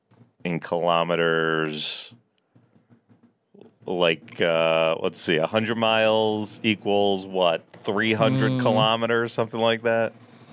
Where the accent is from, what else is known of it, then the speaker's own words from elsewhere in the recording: United States; accent: American; as I talk into my phone with my American accent